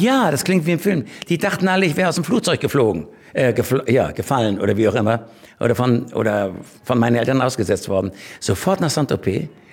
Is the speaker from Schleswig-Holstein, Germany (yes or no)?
yes; Schleswig-Holstein, Germany; ich bin in Schleswig-Holstein groß geworden